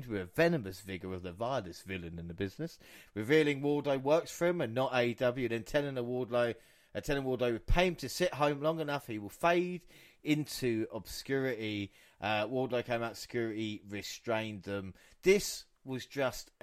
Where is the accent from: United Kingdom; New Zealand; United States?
United Kingdom; England; we're English or British as it was